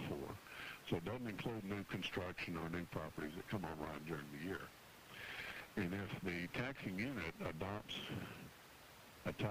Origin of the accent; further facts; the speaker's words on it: Arlington, Texas, United States; my hometown of Arlington, Texas